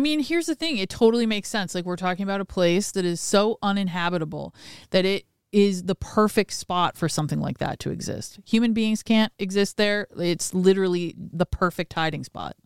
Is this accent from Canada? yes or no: yes; Canada; I, I guess as a Canadian